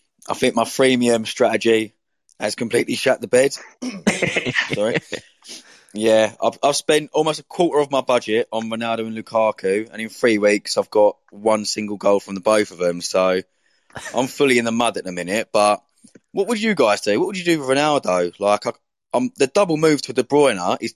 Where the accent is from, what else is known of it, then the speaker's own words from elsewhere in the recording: Essex, East of England, United Kingdom; moved away; I'm from Essex, which is like just to the east of London.